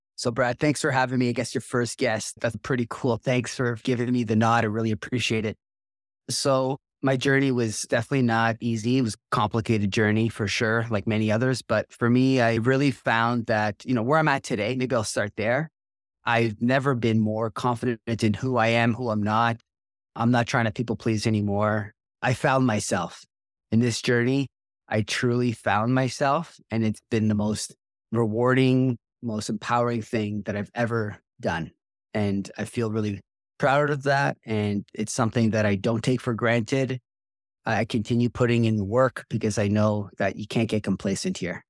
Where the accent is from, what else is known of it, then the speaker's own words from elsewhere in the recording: Toronto, Ontario, Canada; I grew up in Toronto, just north of Toronto